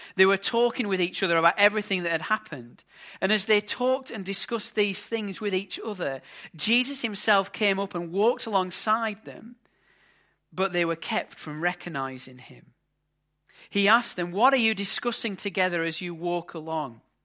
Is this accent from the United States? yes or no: no; England, United Kingdom; As an Englishman